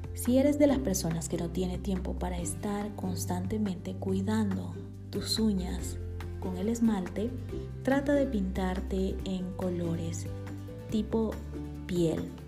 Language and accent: Spanish; Bolivia; now in Guatemala; boliviana por amor y nacimiento y guatemalteca por amor y residencia